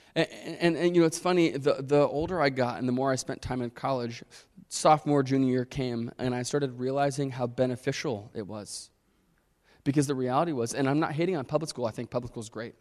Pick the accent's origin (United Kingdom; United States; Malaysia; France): United States; Chicago, Illinois; I grew up in Chicago.